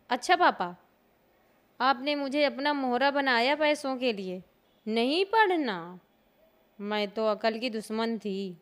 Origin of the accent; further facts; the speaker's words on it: Banda, Uttar Pradesh, India; मैं उत्तर प्रदेश के बुंदेलखंड क्षेत्र बांदा शहर सेखनपुर गांव की रहने वाली हूँ